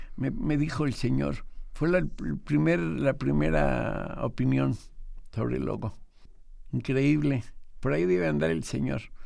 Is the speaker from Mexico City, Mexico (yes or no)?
yes; Mexico City, Mexico; Aquí llegué en 1948